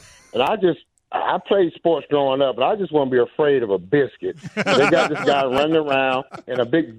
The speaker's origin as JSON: {"language": "English", "town": "Montgomery", "region": "Alabama", "country": "United States", "lives_now": "Atlanta, United States", "said": "Hey, I'm originally from Montgomery, Alabama, and they've got a AAA affiliate."}